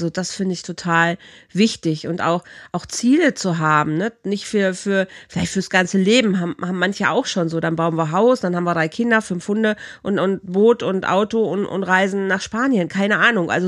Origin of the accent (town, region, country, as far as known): Rhineland, Germany; also born or lived in Bielefeld